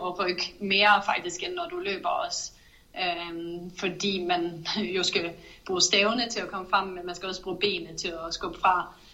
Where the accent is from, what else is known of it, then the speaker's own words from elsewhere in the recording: Norway; moved away; hvor jeg kommer fra i Norge